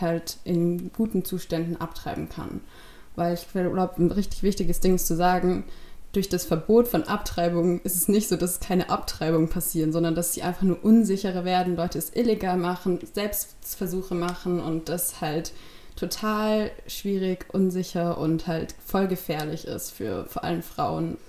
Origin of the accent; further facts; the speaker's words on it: Stuttgart, Baden-Württemberg, Germany; ich komme aus Stuttgart